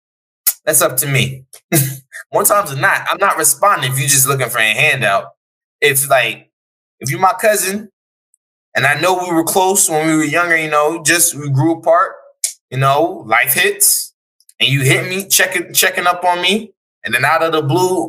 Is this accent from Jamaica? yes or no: yes; Jamaica; now in United States; I am Jamaican and I live in America